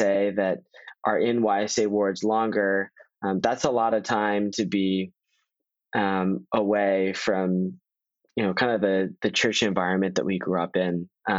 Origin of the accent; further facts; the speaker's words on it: Virginia, United States; in my ward, I'm a local, I'm from Northern Virginia